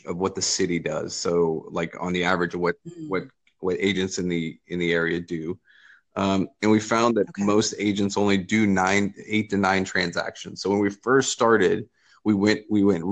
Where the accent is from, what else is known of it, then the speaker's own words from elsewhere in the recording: Lexington, Kentucky, United States; I am from Lexington, Kentucky. I own a large real estate brokerage here